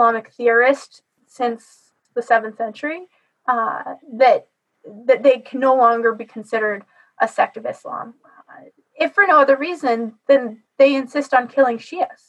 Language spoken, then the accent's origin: English; Idaho, United States; moved away; also born or lived in Canada; the town I grew up in Idaho